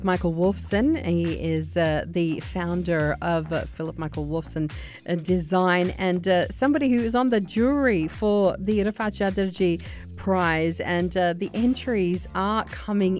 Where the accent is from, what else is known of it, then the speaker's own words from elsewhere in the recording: Sydney, New South Wales, Australia; moved away; I just got back from Sydney. That's my hometown